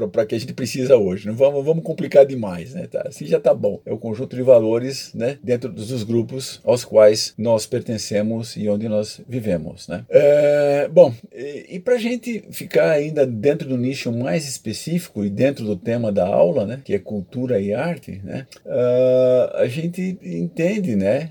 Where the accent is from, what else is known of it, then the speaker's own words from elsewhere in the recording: Brazil; somos brasileiros